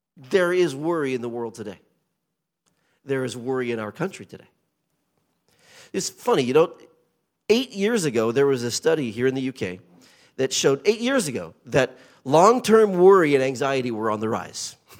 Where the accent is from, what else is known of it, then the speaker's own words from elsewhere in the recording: Portland, Oregon, United States; accent: colonial twang; moved away as an adult; also born or lived in Japan / central New York State; now in Chertsey, United Kingdom; I was raised in Portland, Oregon.